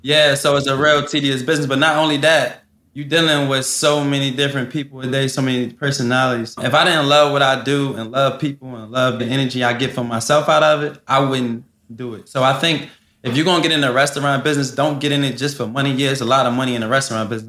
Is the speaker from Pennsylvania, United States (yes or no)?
yes; Philadelphia, Pennsylvania, United States; I come from West Philly. I didn't see so much stuff in my life growing up.